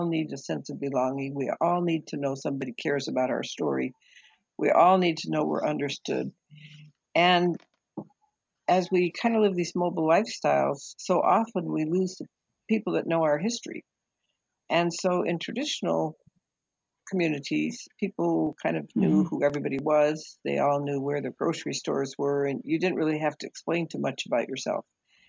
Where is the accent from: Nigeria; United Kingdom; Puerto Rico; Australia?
Nigeria; I was born and raised in Nigeria. My parents were teachers, worked with a mission group there.